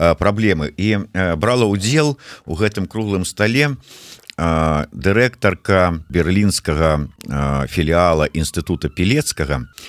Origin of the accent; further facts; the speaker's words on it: Belarus; moved away; also born or lived in Minsk; беларусы у беларусі